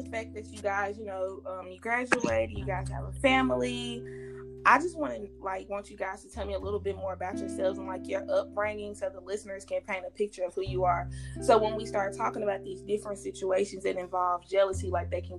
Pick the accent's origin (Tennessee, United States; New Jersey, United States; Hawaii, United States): Tennessee, United States; Milan; moved away as an adult; now in Murfreesboro, United States; Um, I am from Milan. I currently live in Murfreesboro, Tennessee.